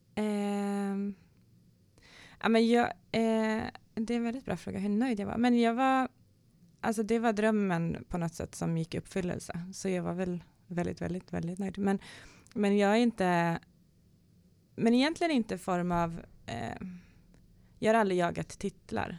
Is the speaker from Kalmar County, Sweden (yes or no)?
yes; Kalmar, Kalmar County, Sweden; now in Stockholm, Sweden; jag är ju född i Kalmar eh, i en, fotbolls, en idrottsfamilj eh, och eh, speciellt fotboll. Min pappa var fotbollsspelare. Så är väl uppvuxen i en eh, spelarbörs